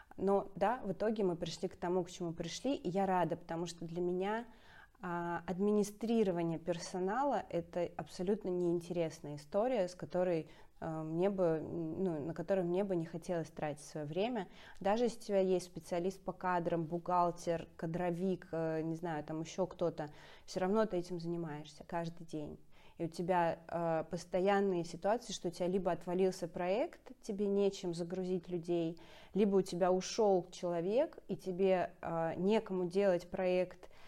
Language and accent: Russian; Saint Petersburg, Russia; петербурженка, это очень важная часть моего, моей самоидентификации